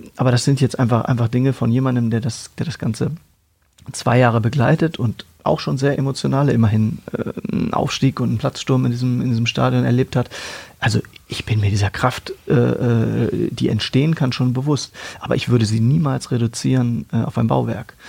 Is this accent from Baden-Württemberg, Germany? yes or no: no; Hanover, Lower Saxony, Germany; Ich in Hannover aufgewachsen bin, im damaligen Niedersachsenstadion.